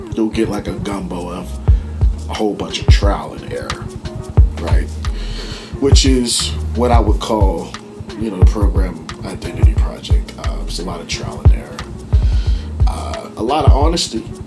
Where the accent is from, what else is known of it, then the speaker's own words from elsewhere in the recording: Penn Hills, Pennsylvania, United States; We're in Penn Hills. I grew up in Penn Hills